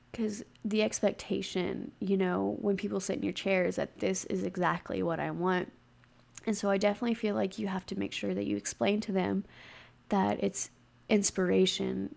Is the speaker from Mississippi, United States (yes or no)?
yes; Gulf Coast of Mississippi, United States; now in Utah, United States; I'm from the Gulf Coast of Mississippi, and I am currently living in Utah